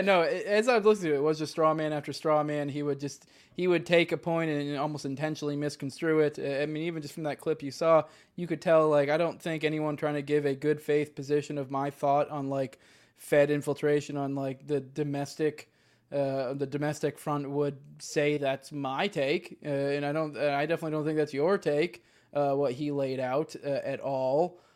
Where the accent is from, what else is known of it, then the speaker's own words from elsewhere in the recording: Northeast, United States; I grew up in the Northeast